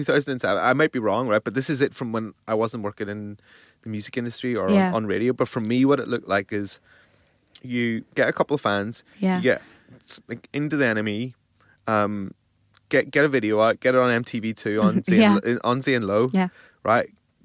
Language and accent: English; Northern Ireland, United Kingdom; But there was a thing that me and my friends used to do quite a lot because we're from Northern Ireland.